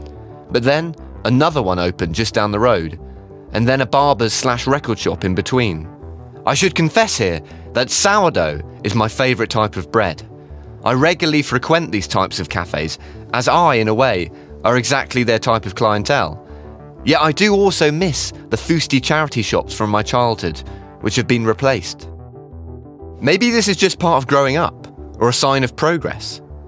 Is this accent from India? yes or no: no; Falmouth, South West England, United Kingdom; Just in my lifetime, I've watched my hometown of Falmouth change for good and for worse.